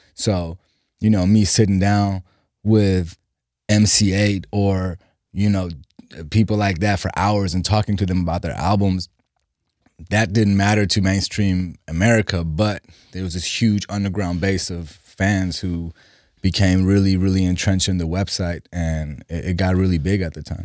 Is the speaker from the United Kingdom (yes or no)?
no; Germany; English is a second language; also born or lived in Iran / Los Angeles, United States; now in United States; We left Iran in, in the eighties and moved to Germany 'cause my dad had two sisters who were already out there. So I, I grew up, but yeah, I grew up in Germany.